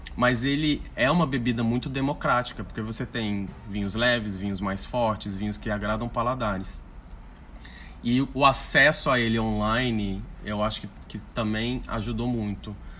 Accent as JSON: {"language": "Portuguese", "country": "Brazil", "said": "a gente é brasileiro"}